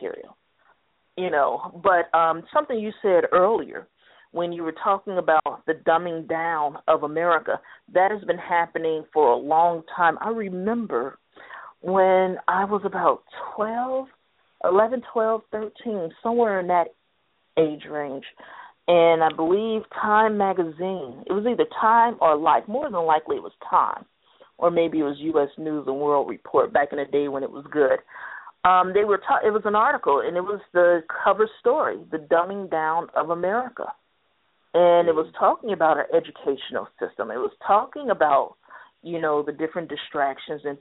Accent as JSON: {"language": "English", "country": "United States", "said": "I'm an American"}